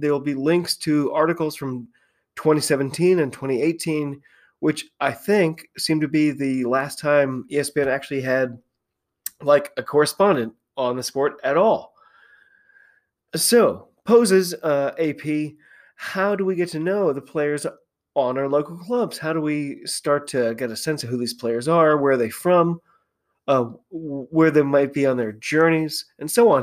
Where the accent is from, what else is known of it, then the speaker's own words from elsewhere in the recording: United States; I'm an American